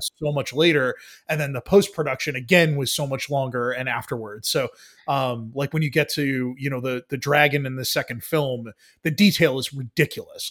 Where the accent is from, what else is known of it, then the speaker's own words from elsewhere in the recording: New York City, New York, United States; there are aspects of New York as a New Yorker that I was never a part